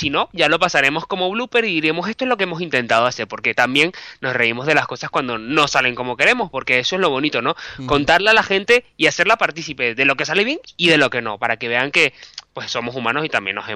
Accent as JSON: {"language": "Spanish", "country": "Venezuela", "moved": "as an adult", "lives_now": "Madrid, Spain", "said": "yo soy periodista, soy venezolano. Por casualidad de la vida estudié un máster en Bilbao de la UPV. Luego, pues, volví a Caracas, trabajé en televisión y de repente volví a Madrid"}